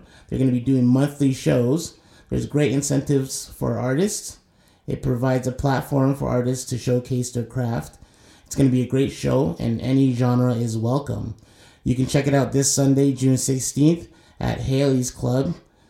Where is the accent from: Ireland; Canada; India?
Canada; Toronto, Ontario; I'm from Toronto and I've been a Raptors fan since day one.